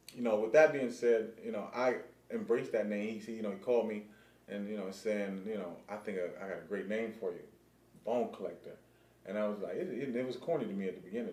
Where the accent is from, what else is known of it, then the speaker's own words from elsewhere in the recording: California, United States; growing up in cali